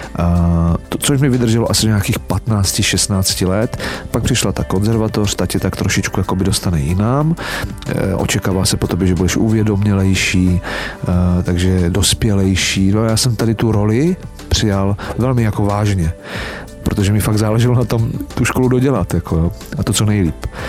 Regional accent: Czechia; Tady u nás v Čechách

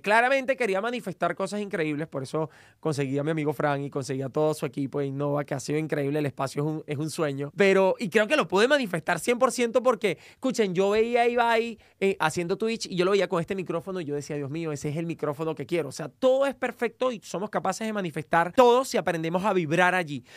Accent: Venezuela; moved away as an adult; now in United States; soy venezolano, estudié comunicación en Venezuela

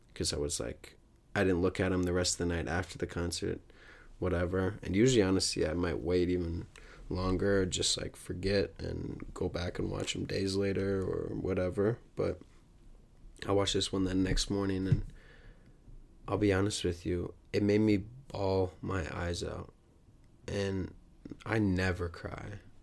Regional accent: United States; growing up in the United States

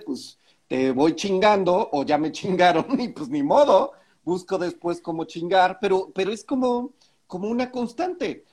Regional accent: Mexico; aquí en México

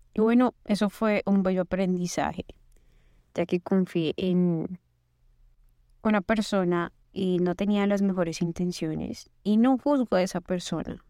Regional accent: Colombia; moved away as an adult; now in United States; Soy colombiana, estudié ingeniería

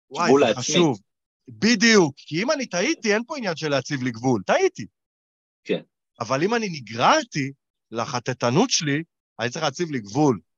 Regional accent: Israel; כישראלים, כישראלים קקות.

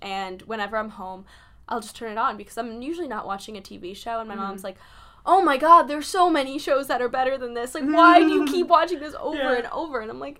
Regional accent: New York, United States; So I'm from New York

